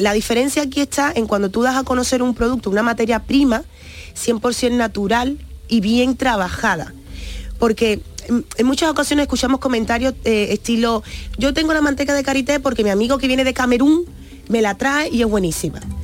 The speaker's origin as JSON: {"language": "Spanish", "country": "Cuba", "tie": "born or raised there", "moved": "yes", "said": "nací en Cuba, mis padres son africanos, mi abuelo portugués"}